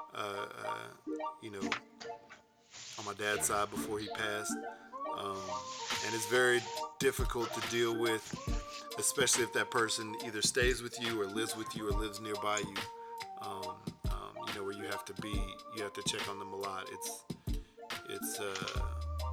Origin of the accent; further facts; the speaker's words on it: Houston, Texas, United States; now in Utah, United States; I grew up in Houston, Texas.